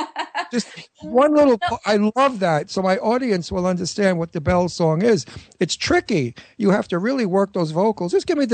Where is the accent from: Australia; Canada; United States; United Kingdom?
United Kingdom; London; accent: London; I shan't use my British, my London accent.